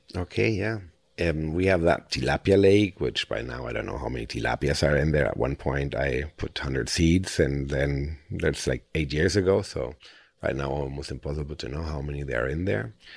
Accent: Spain; also born or lived in Germany; now in Costa Rica; I'm German. I grew up in Spain, and now the last sixteen years I live in Costa Rica

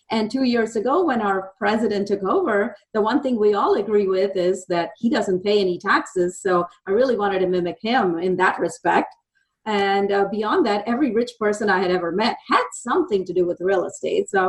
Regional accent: India; moved away as an adult; now in Dallas, United States; I've lived in Dallas for almost 30 years. I moved here from India with the intention of being an electrical engineer.

